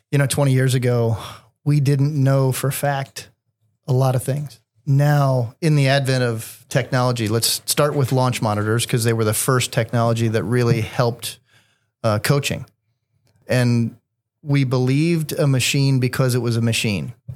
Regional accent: Columbus, Indiana, United States; From Columbus, Indiana, a small town about a half hour south

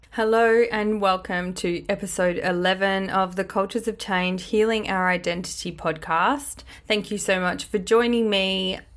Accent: Australia; accent: Australian; Growing up in Australia, disconnected from my country

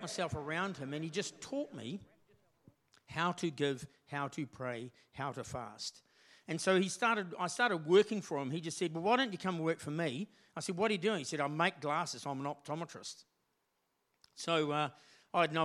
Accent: Morrinsville, Waikato, New Zealand; I'm from Morrinsville in the Waikato. And I was born and bred down there, went to school there

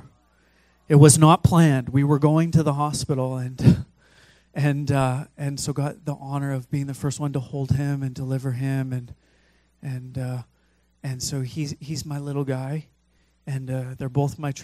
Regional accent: Fraser Valley, British Columbia, Canada; I grew up in the Fraser Valley

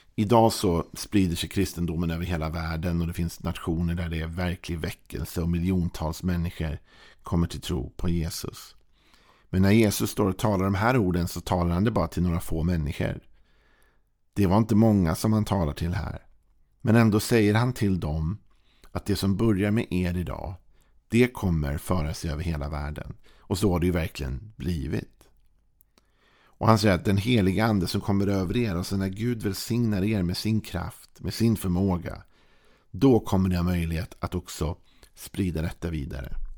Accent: Sweden; som svensk när vi lever med vår jantelag

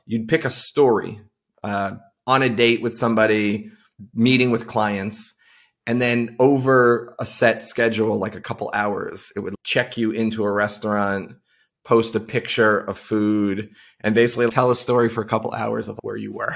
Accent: Farmingville, New York, United States; I grew up on Long Island, uh, out in a town called Farmingville

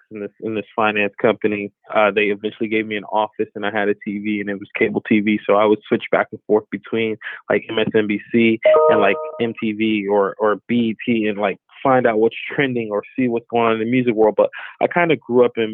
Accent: Palm Beach, Florida, United States; moved away as an adult; also born or lived in Broward County, Florida; now in Los Angeles, United States; Prior to LA, I grew up in Florida. Florida is where I'm from. I was born in Broward County, raised in Palm Beach, Florida

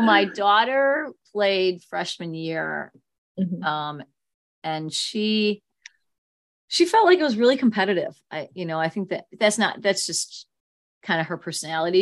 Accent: Chicago, Illinois, United States; I grew up right near Evergreen Park

